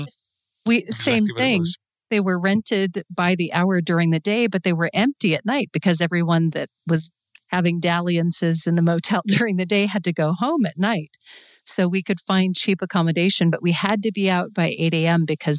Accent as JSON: {"language": "English", "town": "Sturgis", "region": "South Dakota", "country": "United States", "tie": "born or raised there", "said": "I did. I was born actually in Sturgis, and that is not how I found motorcycles, but..."}